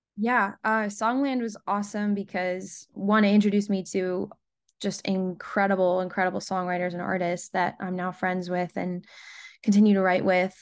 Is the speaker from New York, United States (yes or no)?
no; Rhode Island, United States; moved away as an adult; also born or lived in Nashville, United States; now in Los Angeles, United States; Born and raised in Rhode Island